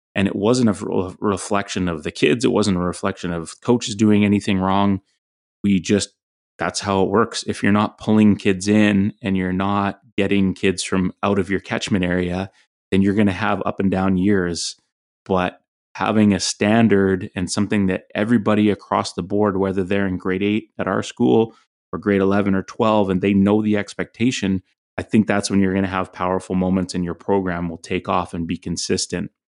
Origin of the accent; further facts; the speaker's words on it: Fraser Valley, British Columbia, Canada; Growing up in the Fraser Valley, playing at Terry Fox, you know Pitt Meadows being a rival